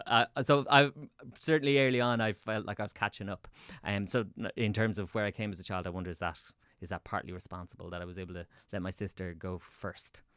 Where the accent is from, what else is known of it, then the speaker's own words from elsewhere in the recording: Swords, Leinster, Ireland; also born or lived in Dublin; I grew up in Swords, so I moved into town